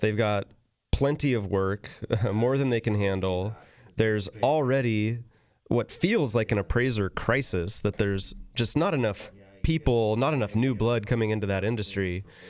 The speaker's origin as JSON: {"language": "English", "region": "Northern California", "country": "United States", "tie": "born or raised there", "said": "growing up in Northern California"}